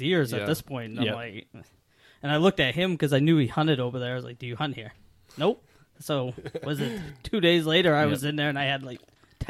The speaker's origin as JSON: {"language": "English", "region": "Virginia", "country": "United States", "moved": "yes", "lives_now": "New Hampshire, United States", "said": "Because that's where I'm from. I'm from Virginia."}